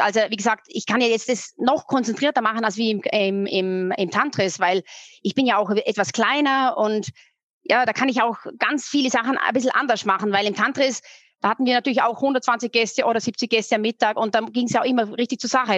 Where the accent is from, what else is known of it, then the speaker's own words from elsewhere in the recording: Austria; now in Munich, Germany; ich bin Österreicherin, gebürtige